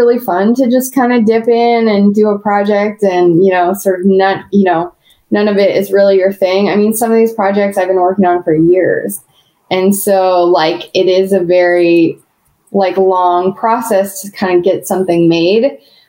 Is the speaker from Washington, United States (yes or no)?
yes; Seattle, Washington, United States; I grew up in Seattle.